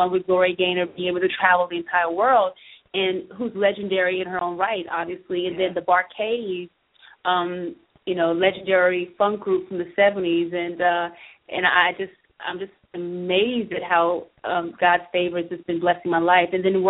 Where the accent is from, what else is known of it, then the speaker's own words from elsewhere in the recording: Bluffton, South Carolina, United States; when I was growing up in Bluffton